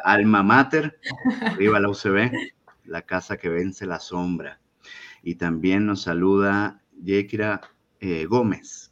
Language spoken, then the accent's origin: Spanish; Venezuela; moved away; somos tres venezolanos